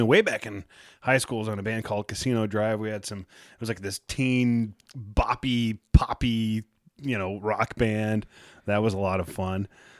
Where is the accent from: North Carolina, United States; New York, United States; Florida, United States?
New York, United States; Saratoga Springs; I was born and raised in Saratoga Springs. I live in Saratoga Springs right now